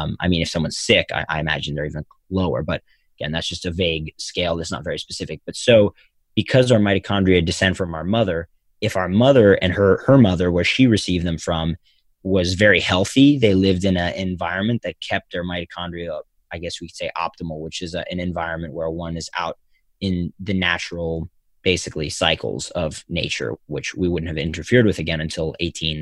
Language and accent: English; Philadelphia, Pennsylvania, United States; Philadelphia, my hometown